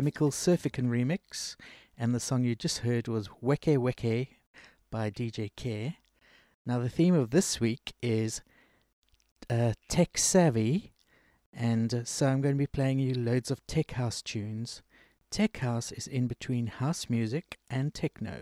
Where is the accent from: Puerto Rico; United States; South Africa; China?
South Africa; moved away as an adult; I grew up in South Africa for 30 years